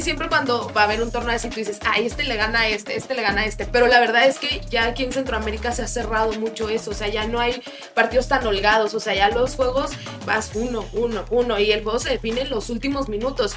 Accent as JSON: {"language": "Spanish", "country": "Mexico", "said": "como buen mexicano"}